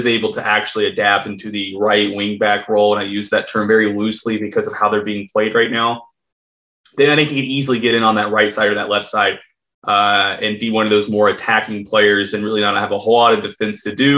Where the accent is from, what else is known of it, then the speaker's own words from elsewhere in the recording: United States; I am American